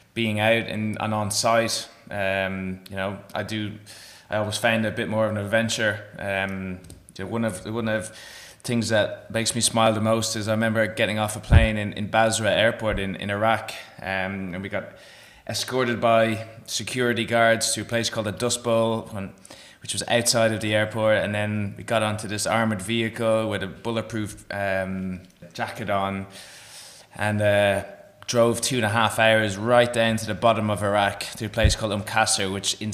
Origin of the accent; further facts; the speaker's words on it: Ireland; moved away as an adult; also born or lived in Galway, Ireland; now in Perth, Australia; I am Irish after all